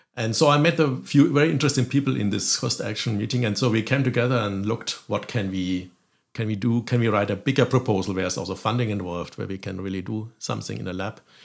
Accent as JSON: {"language": "English", "country": "Germany", "also_born_or_lived": "France / Berlin", "moved": "as an adult", "lives_now": "Galway, Ireland", "said": "I'm originally from Germany"}